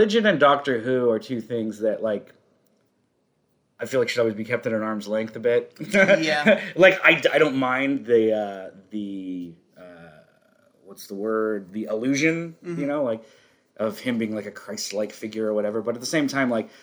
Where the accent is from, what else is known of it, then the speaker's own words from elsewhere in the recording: United States; We're American.